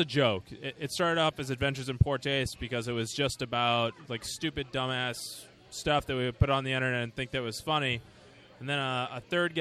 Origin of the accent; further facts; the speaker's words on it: Plymouth, Massachusetts, United States; where I grew up in Plymouth.